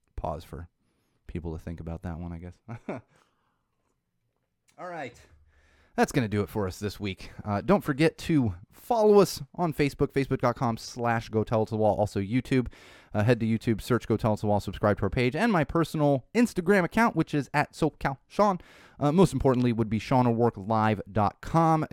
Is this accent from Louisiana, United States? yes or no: no; Southern California, United States; also born or lived in San Diego, United States / Chicago, United States; I grew up in Southern California.